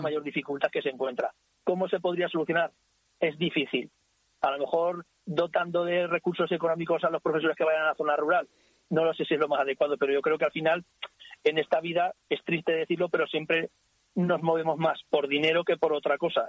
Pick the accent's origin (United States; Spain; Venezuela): Spain; Ricla, Aragon; Yo soy de Ricla, he nacido en Ricla, vivo en Ricla y supongo que me moriré en Ricla